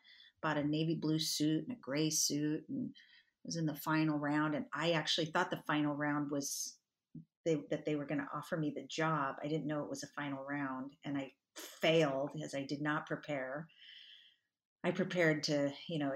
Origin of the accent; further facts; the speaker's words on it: Spokane, Washington, United States; moved away as an adult; also born or lived in Los Angeles, California; I grew up in Spokane, Washington, and I was raised by a basketball coach